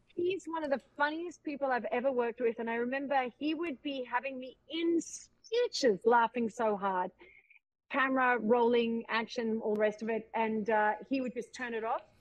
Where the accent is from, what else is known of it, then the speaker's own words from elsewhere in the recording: Australia; accent: Australian; moved away; also born or lived in Los Angeles / Vancouver; allowing me twice to be Australian